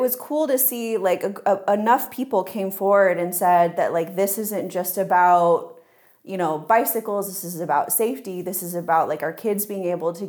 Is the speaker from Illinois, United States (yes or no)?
yes; Illinois, United States; moved away as an adult; now in Freiburg, Germany; I came from Illinois, so for me, I actually had driver's ed that was part of high school.